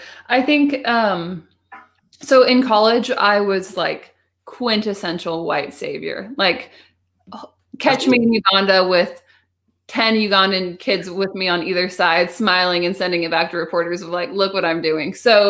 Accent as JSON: {"language": "English", "country": "United States", "said": "because I am white and because I am American"}